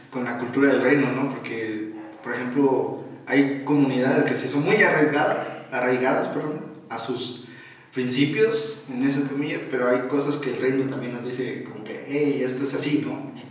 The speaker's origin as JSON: {"language": "Spanish", "country": "Mexico"}